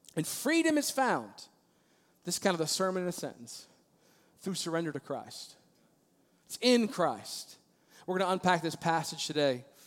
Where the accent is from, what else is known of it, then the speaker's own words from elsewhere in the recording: Maryland, United States; moved away; also born or lived in Virginia Beach, Virginia; I grew up in Maryland